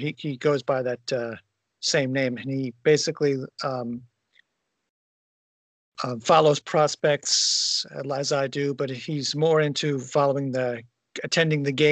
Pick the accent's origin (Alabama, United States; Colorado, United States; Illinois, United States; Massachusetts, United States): Illinois, United States; Springfield; I'm from Springfield, Illinois